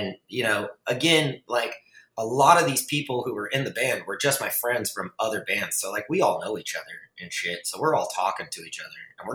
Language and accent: English; Fort Worth, Texas, United States; in Fort Worth, which is my hometown